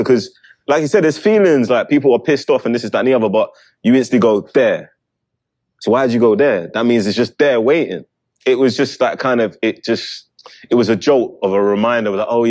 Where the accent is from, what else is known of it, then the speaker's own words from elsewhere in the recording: England, United Kingdom; It just reminds you of being a kid in England.